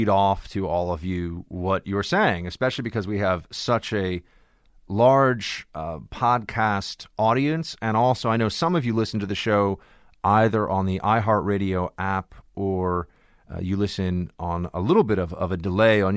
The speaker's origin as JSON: {"language": "English", "town": "New York City", "region": "New York", "country": "United States", "tie": "born or raised there", "also_born_or_lived": "Washington, D.C.", "said": "New York City, my hometown"}